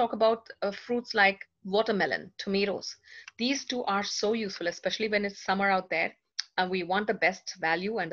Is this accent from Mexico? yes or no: no; India; I'm being Indian myself, I love tea.